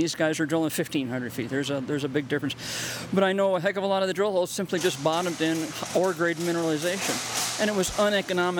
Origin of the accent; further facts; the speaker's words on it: New Jersey, United States; moved away as an adult; I grew up in New Jersey